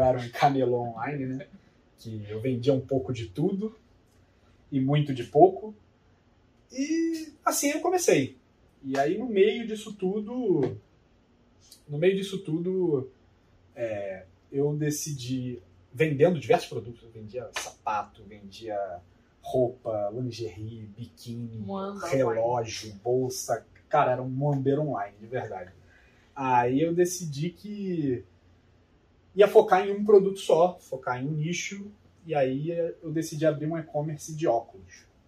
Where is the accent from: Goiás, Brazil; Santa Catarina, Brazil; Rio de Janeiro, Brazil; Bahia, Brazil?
Rio de Janeiro, Brazil; moved away as an adult; now in São Paulo, Brazil; eu nasci no Rio de Janeiro, mais precisamente nascido e criado ali no bairro de Vista Alegre, na zona é norte do Rio